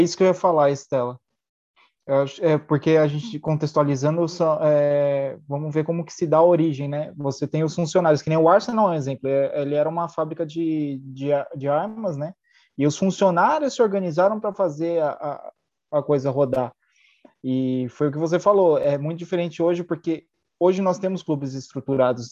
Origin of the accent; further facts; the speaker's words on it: Brazil; ainda mais somos um país colonizado